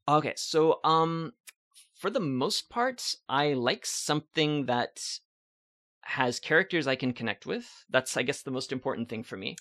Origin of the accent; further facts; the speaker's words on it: Valentine, Nebraska, United States; moved away as an adult; also born or lived in Ottawa, Canada; now in Montreal, Canada; I grew up in Valentine, Nebraska. I lived there my entire life until I was twenty-three. Uh, then I came to Canada.